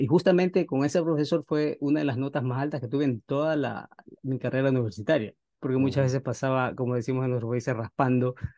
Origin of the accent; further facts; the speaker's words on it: Ecuador; moved away as an adult; now in Los Angeles, United States; yo en mi país soy, soy ecuatoriano